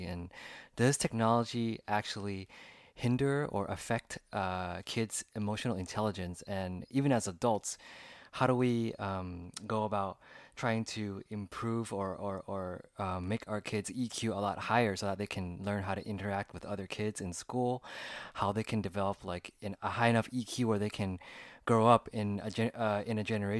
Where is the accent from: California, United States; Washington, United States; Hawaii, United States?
California, United States; I'm 33 now, and I was born in the year 1986. So when I grew up in California, when I was around the ages of like 5, 6 to 10, I didn't really have any cell phones.